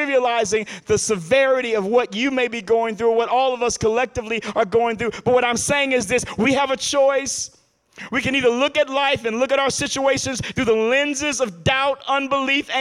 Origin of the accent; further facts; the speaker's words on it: Chicago, Illinois, United States; now in Detroit, United States; my hometown, Chicago